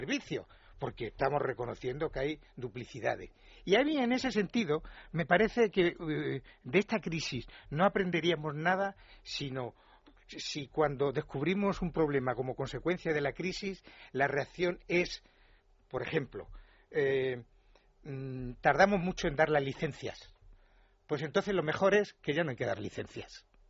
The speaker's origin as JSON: {"language": "Spanish", "region": "Extremadura", "country": "Spain", "said": "Yo soy extremeño"}